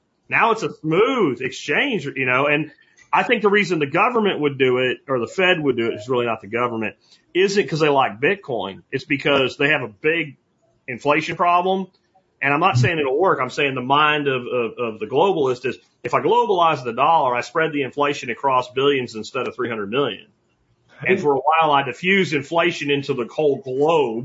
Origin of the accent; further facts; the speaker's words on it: United States; as an American